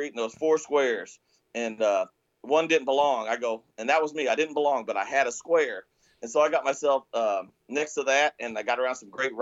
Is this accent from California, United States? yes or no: no; rural Missouri, United States; I grew up in the Midwest in Missouri, right in rural Missouri, a very modest home